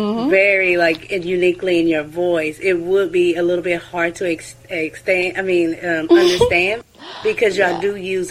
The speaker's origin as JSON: {"language": "English", "country": "United States", "tie": "born or raised there", "said": "Yes, born and raised in America."}